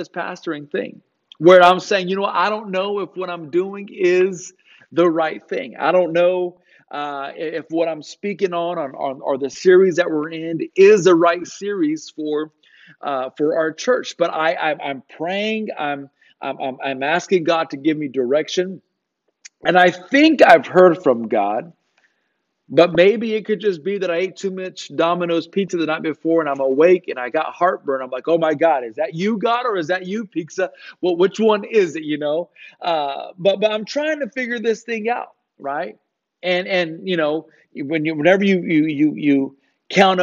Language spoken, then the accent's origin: English; Riverside, California, United States; moved away as an adult; also born or lived in Los Angeles; now in Hattiesburg, United States; That's where I'm from. I was born in Riverside, not too far from where you guys are